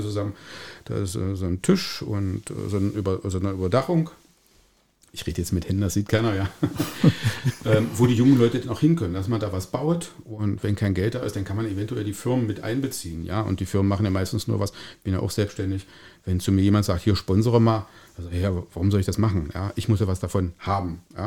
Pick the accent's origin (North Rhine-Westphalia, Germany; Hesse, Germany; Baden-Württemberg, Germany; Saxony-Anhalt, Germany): Saxony-Anhalt, Germany; Calbe; ich bin in Kalbe geboren und lebe in Kalbe.